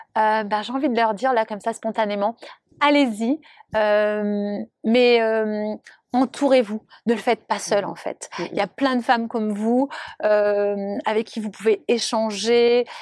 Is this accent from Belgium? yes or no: no; Monaco; je suis originaire de Monaco